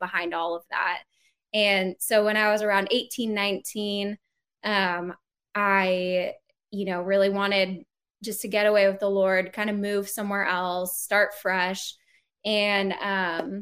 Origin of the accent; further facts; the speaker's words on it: Phoenix, Arizona, United States; moved away; I grew up in Phoenix, Arizona